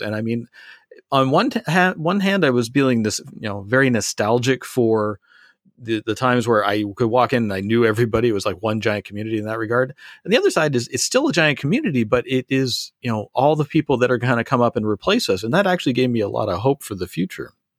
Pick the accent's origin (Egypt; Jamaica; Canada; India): Canada; I am Canadian